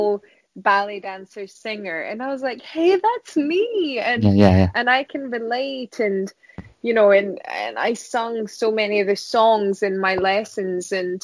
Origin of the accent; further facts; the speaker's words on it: Scotland, United Kingdom; also born or lived in Vienna, Austria; I'm Scottish